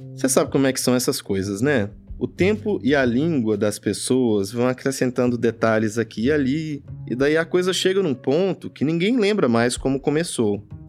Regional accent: Jequitinhonha Valley, Minas Gerais, Brazil; quando eu era criança no Vale do Jequitinhonha, em Minas Gerais

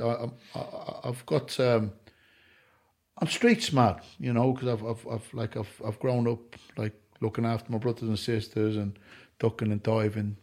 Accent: Ireland; I'm an Irishman that doesn't drink alcohol.

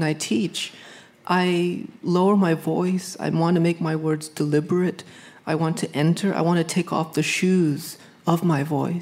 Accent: Hartford, Connecticut, United States; I grew up in Hartford, a predominantly black and brown neighborhood

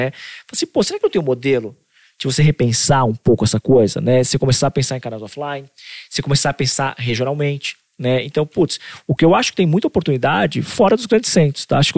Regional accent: Recife, Pernambuco, Brazil; Então, pô, sou do Recife aqui e tal, tudo mais

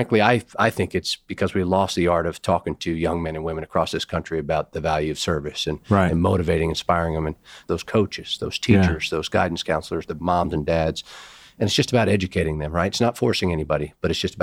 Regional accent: northeastern Pennsylvania, United States; I'm a northeastern Pennsylvania guy myself, you know, from the Appalachians

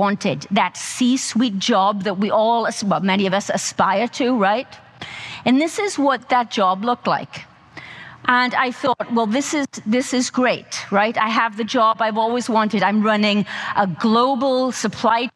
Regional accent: South Wales, United Kingdom; I grew up on a small farm in South Wales.

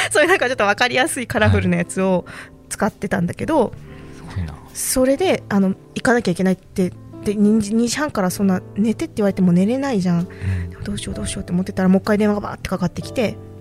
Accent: Fukuoka, Japan; moved away as an adult; also born or lived in Yamaguchi; 私、福岡出身なんですよ

